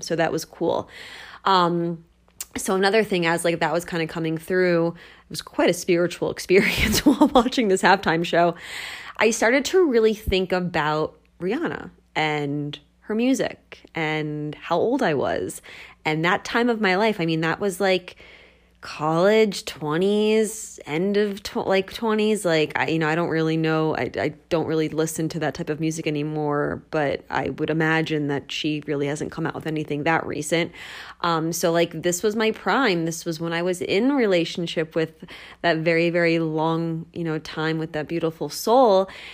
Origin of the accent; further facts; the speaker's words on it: United States; I am from the New Jersey, Philadelphia area